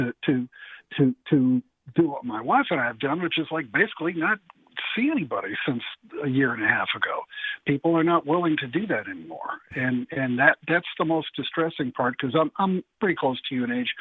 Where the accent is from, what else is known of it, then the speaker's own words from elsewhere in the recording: Connecticut, United States; now in Cleveland, United States; I'm from Connecticut. We're desperately planning and trying to move back there in the near future